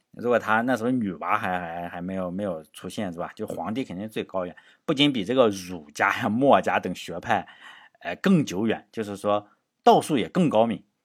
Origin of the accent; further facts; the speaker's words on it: Shandong, China; 作为山东人